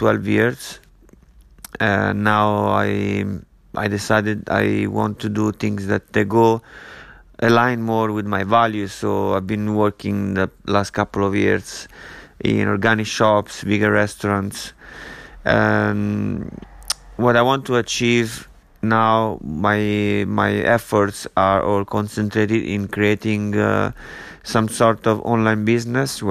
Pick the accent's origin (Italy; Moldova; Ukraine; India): Italy; moved away as an adult; also born or lived in London / Ibiza / Barcelona / Miami; I'm from Italy. I lived there for 23 years. Then I moved out